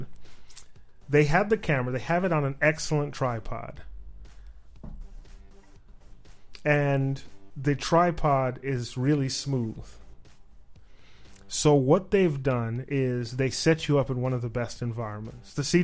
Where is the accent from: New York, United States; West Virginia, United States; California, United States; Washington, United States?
New York, United States; New York City; moved away; I grew up in Manhattan